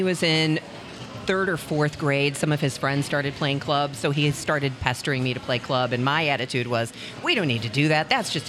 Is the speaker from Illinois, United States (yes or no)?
yes; Chicago, Illinois, United States; moved away as an adult; also born or lived in Missouri / Greenville, South Carolina / Madison, Wisconsin / Columbus, Ohio; now in St. Louis, United States; I grew up in Chicago.